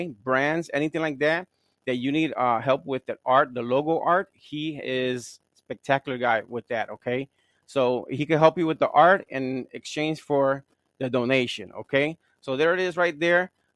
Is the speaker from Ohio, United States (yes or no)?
no; Gary, Indiana, United States; I'm from Gary, Indiana.